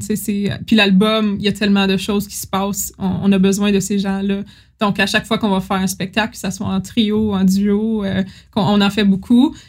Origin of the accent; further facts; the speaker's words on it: Timmins, Ontario, Canada; j'étais jeune, puis je venais de, de Timmins